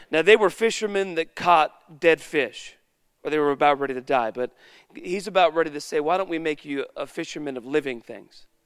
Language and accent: English; Woodland, United States; Because I'm from Woodland and I should have a story about that too.